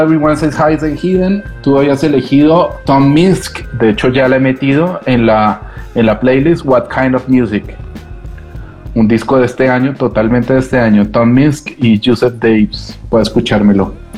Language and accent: Spanish; Bogotá, Colombia; accent: cantecito colombiano; moved away as an adult; also born or lived in Barcelona, Spain; now in Madrid, Spain; yo todavía me siento muy cachaco, muy rolo.